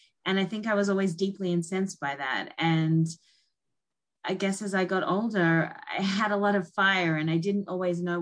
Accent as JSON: {"language": "English", "region": "North Queensland", "country": "Australia", "tie": "born or raised there", "also_born_or_lived": "Sydney, Australia", "moved": "as an adult", "lives_now": "New York, United States", "said": "I was born in North Queensland"}